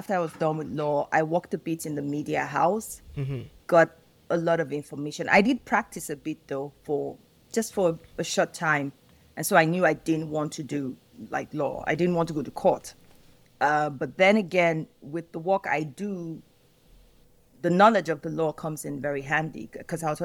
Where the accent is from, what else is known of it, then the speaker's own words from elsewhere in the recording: Nigeria; Nigeria, my home country.